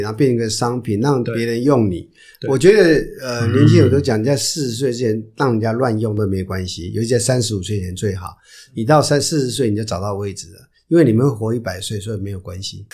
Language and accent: Chinese; Taiwan; 不瞒说我们都在台湾长大嘛，就会碰到这些事情，因为我们比较封闭，没什么地方什么可以投资的